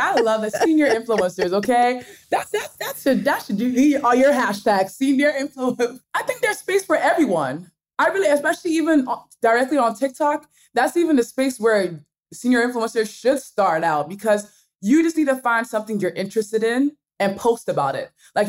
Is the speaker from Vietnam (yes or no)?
no; Nigeria; accent: Nigerian; I'll read words with my Nigerian accent because I kind of switch back to my Nigerian accent.